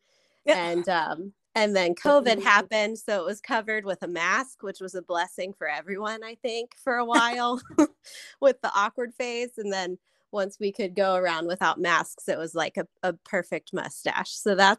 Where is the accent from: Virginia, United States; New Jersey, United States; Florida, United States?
Virginia, United States; Harrisonburg; moved away as an adult; now in Charlottesville, United States; But I grew up in Harrisonburg, so Charlottesville is the only other place I've lived my whole life.